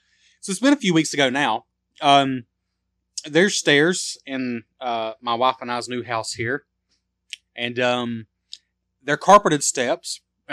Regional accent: Australia; We're from Australia, and you want to be our third Australian fan.

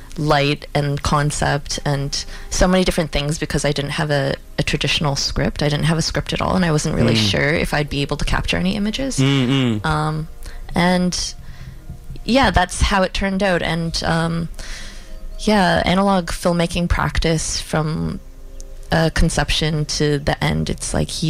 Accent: Toronto, Ontario, Canada; now in Vancouver, Canada; I'm originally from Toronto

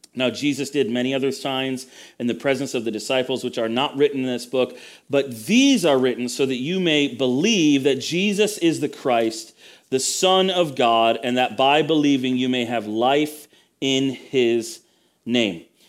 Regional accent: United States; I was the only native born kind of, you know, American in the room

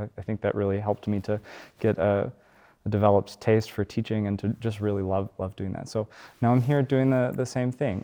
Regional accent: Alabama, United States; where I grew up in Alabama

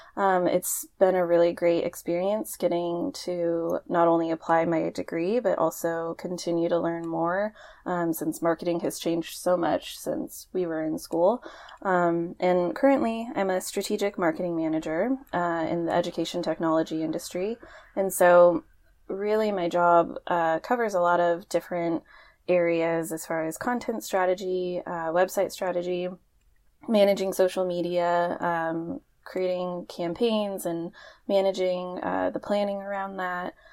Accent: Portland, Oregon, United States; I was born and raised in Portland, Oregon, so I haven't quite left yet.

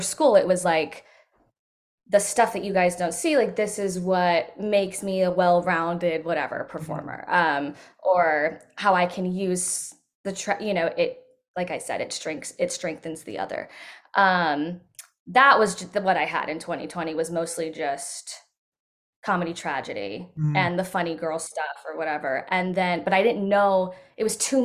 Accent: Modesto, California, United States; I'm from Modesto, California, so Central California, right in the dead center

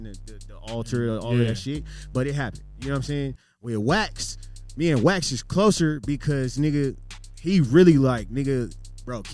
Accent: Denver, Colorado, United States; I'm from Park Hill

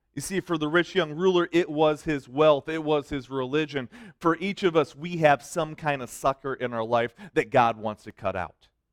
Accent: Detroit, Michigan, United States; I'm from Detroit. okay? I've always lived in the city.

